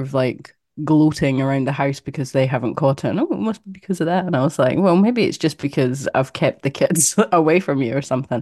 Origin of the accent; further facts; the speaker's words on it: Scotland, United Kingdom; now in Perth, Australia; I grew up in Scotland